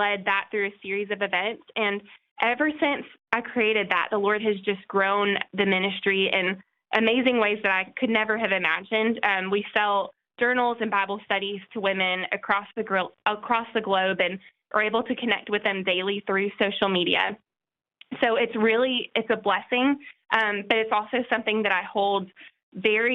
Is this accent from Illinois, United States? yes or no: no; El Paso, Texas, United States; moved away; also born or lived in Nashville, Tennessee / Knoxville, Tennessee; I'm from El Paso, Texas, originally.